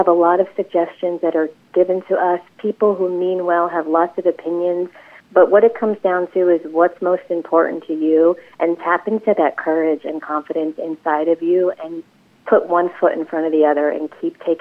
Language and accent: English; New Jersey, United States; also born or lived in Los Angeles; I came back home to New Jersey